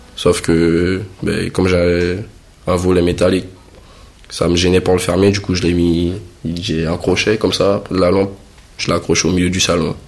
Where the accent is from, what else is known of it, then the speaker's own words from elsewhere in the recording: French Guiana; moved away as an adult; now in Montpellier, France; La Guyane, c'est bien, bon, ça reste mon pays natal.